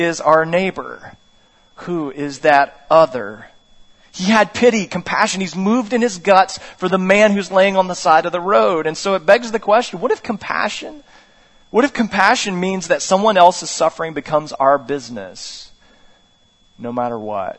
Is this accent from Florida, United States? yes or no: no; West Virginia, United States; I'm from West Virginia